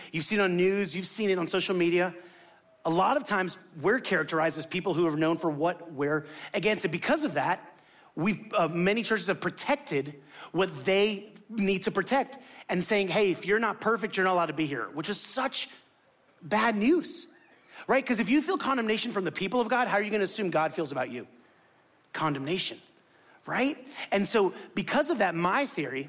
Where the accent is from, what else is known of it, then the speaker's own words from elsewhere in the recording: Miami, Florida, United States; moved away; I'm from Miami